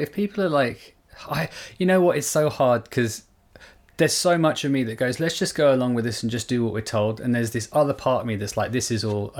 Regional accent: South Africa; I don't care. I'm South African.

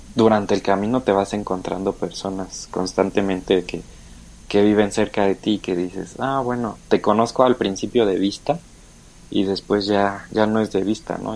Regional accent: Mexico; moved away as an adult; now in Germany; yo sé que soy mexicano

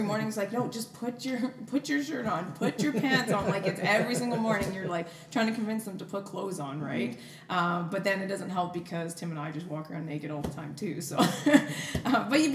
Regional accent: Ladner, British Columbia, Canada; moved away as an adult; also born or lived in Calgary; I'm from Vancouver

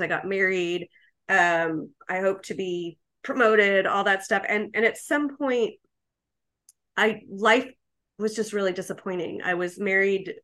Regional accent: New York, United States; I'm a New Yorker.

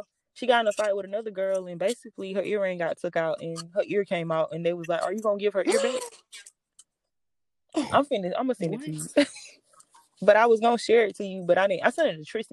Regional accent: the South, United States; accent: Southern

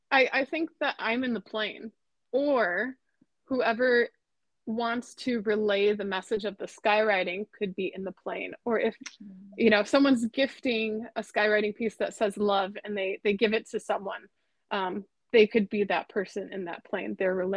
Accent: Midwest, United States; now in Los Angeles, United States; growing up in the Midwest, it was kind of like I was in awe of Hollywood, and now I'm here, and I'm just kind of like, oh, it's Hollywood.

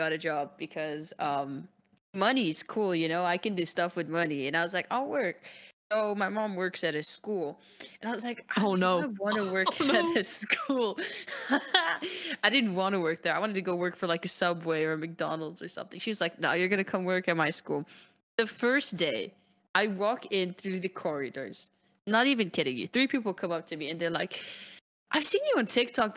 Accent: Lebanon; I'm Lebanese

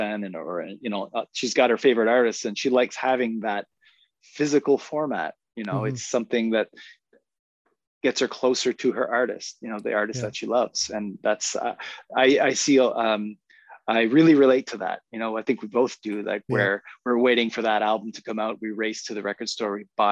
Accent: Moncton, New Brunswick, Canada; I grew up in Moncton. I wasn't born here, but I grew up here.

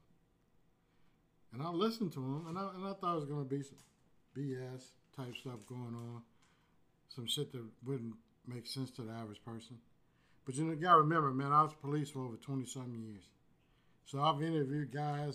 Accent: Houston, Texas, United States; I'm born and raised in Fifth Ward

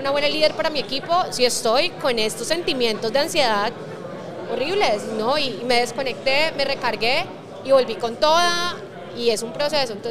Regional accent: Cali, Valle del Cauca, Colombia; De Cali, pero

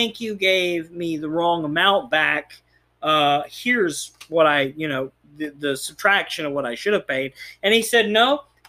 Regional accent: Texas, United States; Well, we are from Texas.

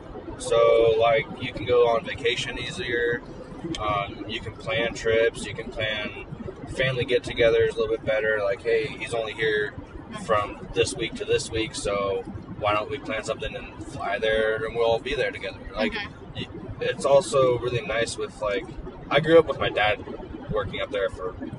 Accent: Colville, Washington, United States; also born or lived in Alaska; we grew up in Colville and went to high school together and stuff. I moved around myself a lot. I'm from Alaska originally and I work in Alaska now.

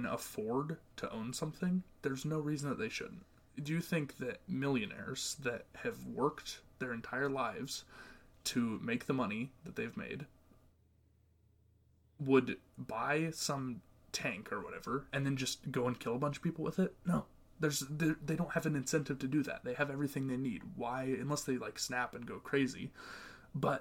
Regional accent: Montana, United States; my home state, Montana

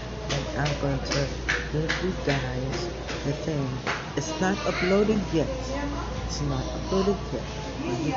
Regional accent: Kingston, Jamaica; I was born in Kingston, Jamaica, and growing up in Jamaica was a great experience

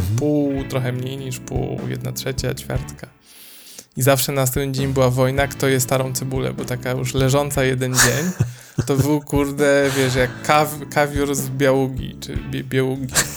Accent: Poland; Jestem z Polski

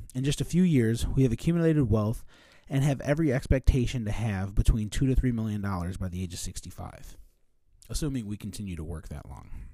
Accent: Joliet, Illinois, United States; also born or lived in Elwood, Illinois; I was a kid growing up in Joliet in the nineteen eighties

